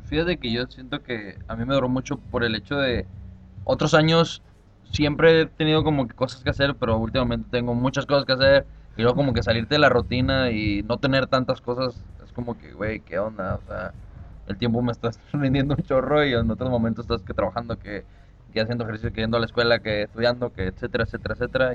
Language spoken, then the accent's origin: Spanish; Mexico; yo soy mexicano